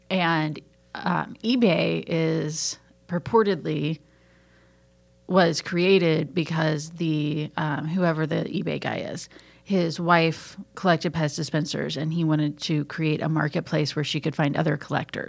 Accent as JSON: {"language": "English", "area": "Ozark Mountains", "region": "the Ozarks", "country": "United States", "moved": "yes", "lives_now": "Atlanta, United States", "said": "I'm from the Ozark Mountains and I can't enunciate gifts from gifts."}